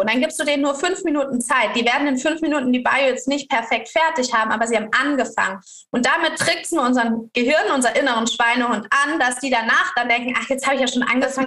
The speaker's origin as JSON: {"language": "German", "town": "Karlsruhe", "region": "Baden-Württemberg", "country": "Germany", "said": "ich als Deutsche aus Karlsruhe"}